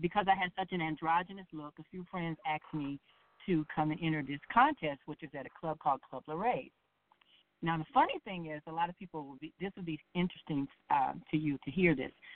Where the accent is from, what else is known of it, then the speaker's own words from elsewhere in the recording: South Bend, Indiana, United States; also born or lived in Chicago, Illinois; I was born and raised in South Bend, Indiana